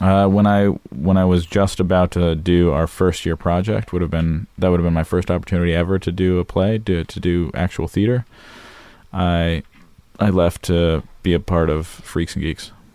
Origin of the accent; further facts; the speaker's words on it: Los Angeles, California, United States; also born or lived in Florida; I grew up in Los Angeles